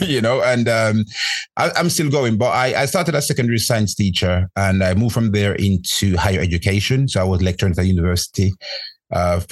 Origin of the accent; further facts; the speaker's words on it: Jamaica; moved away; I grew up in Jamaica, and our thing when I was growing up back home is about going to school